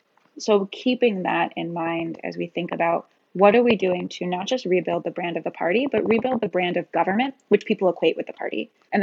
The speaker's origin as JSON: {"language": "English", "region": "Virginia", "country": "United States", "tie": "born or raised there", "said": "And I grew up outside DC in the Virginia suburbs."}